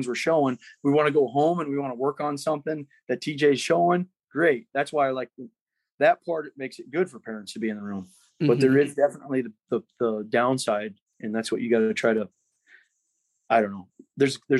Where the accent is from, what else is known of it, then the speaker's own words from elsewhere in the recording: Centerville, United States; I'm from Centerville, so call me redneck if you want